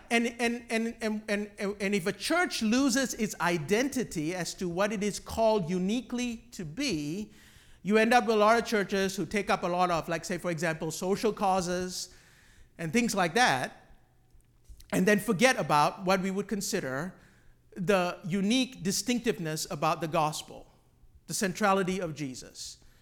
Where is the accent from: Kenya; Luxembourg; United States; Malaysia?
Malaysia; I grew up on Hillsong music in Malaysia